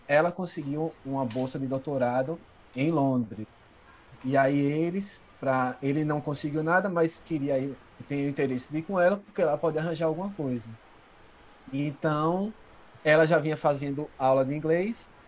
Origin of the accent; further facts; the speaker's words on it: Brazil; nunca saí do Brasil